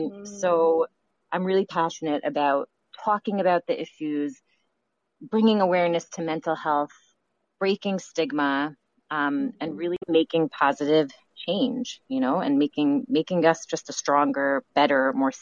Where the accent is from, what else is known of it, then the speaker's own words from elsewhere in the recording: Toronto, Ontario, Canada; accent: Canadian mixed with New York; I grew up in Toronto. So I have, you know, sometimes people are like, what's your accent? And it's like a little Canadian in me mixed with like New York.